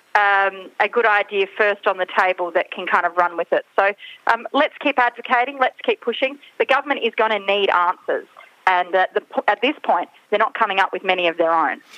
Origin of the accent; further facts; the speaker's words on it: South Australia, Australia; I come from South Australia and we're the, the festival state here